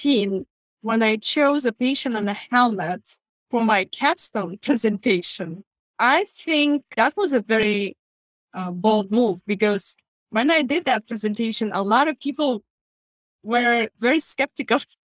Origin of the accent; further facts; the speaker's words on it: Lithuania; moved away as an adult; now in United States; I came from Lithuania and I worked as a nurse in Lithuania before coming to the United States.